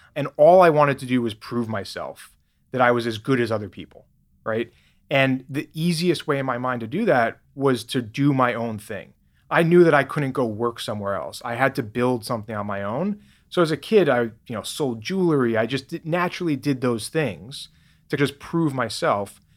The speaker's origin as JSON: {"language": "English", "town": "New York City", "region": "New York", "country": "United States", "tie": "born or raised there", "also_born_or_lived": "Boston", "moved": "as an adult", "lives_now": "Nevada, United States", "said": "I grew up in New York, actually, lived in Boston for ten years where I started Grasshopper. Now I've been in Nevada for almost nine years."}